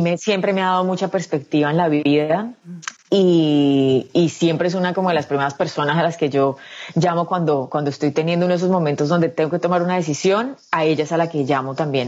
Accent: Medellín, Antioquia, Colombia; moved away as an adult; also born or lived in Bogotá; yo soy de Medellín, yo nací el 19 de diciembre del 86 en Medellín, viví en Medellín hasta los 19 años, cuando me mudé a Bogotá

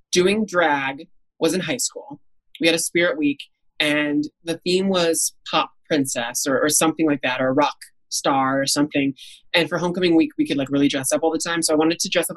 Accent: Indianapolis, Indiana, United States; growing up in Indianapolis

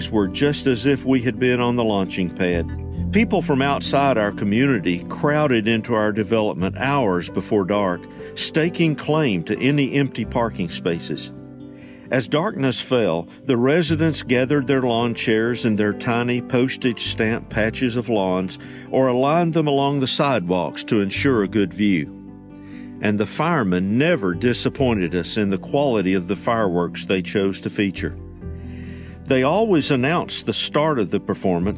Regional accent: East Tennessee, United States; when I was a kid growing up in East Tennessee

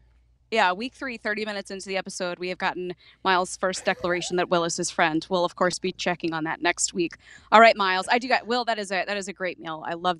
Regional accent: North Carolina, United States; Well, I grew up. I mean, I grew up here in North Carolina. We had Sunday lunch every Sunday at my grandmother's house.

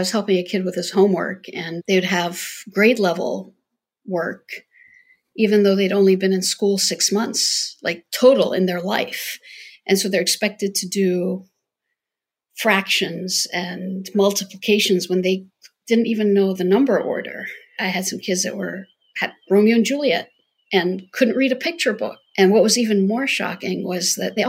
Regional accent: Jordan; now in United States; I grew up in Jordan

